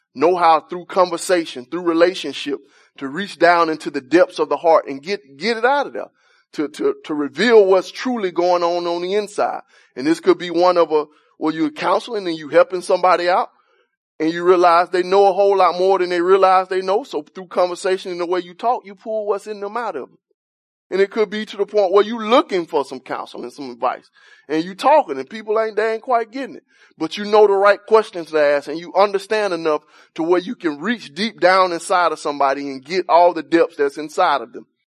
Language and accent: English; Alabama, United States; I'm from Alabama, man. Grew up with no central heat